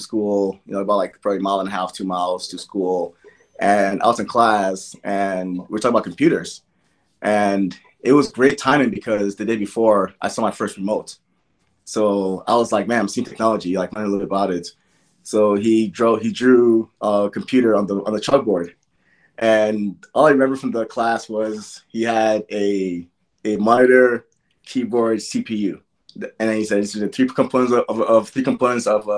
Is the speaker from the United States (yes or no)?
yes; Gary, Indiana, United States; born or raised there; also born or lived in Nigeria